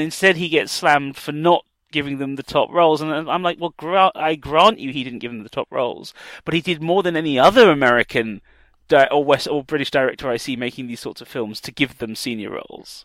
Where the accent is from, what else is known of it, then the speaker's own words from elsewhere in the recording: South Africa; moved away; my background as a South African political refugee